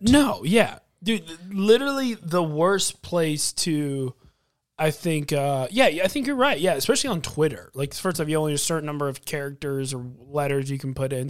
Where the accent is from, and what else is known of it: United States